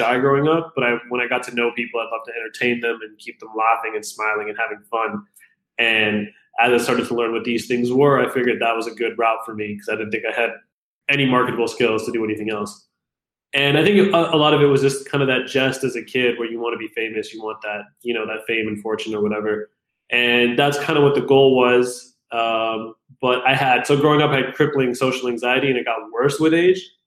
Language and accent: English; Fremont, California, United States; also born or lived in Pakistan / Toronto, Canada / Calgary, Canada / Fairfield, California; now in Los Angeles, United States; When I was 10, we moved to a small town called Fairfield in California, which is closer to, it's about an hour north of San Francisco. And then not long after that, we moved to Fremont, California, and that's where I stayed from the time I was about 10 to 22